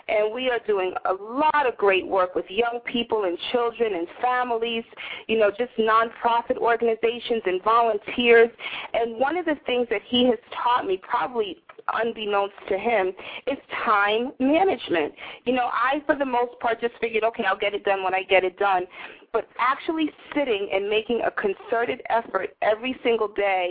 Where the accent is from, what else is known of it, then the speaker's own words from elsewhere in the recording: Northeast, United States; now in New York City, United States; I live in my pretentious, obnoxious Greenwich Village little world in New York City, you know, born and bred in the Northeast